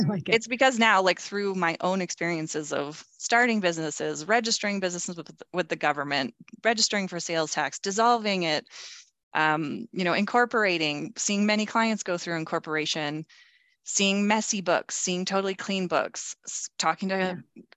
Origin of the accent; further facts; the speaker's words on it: Calgary, Alberta, Canada; moved away; I moved back to my hometown, which is Calgary, Alberta, Canada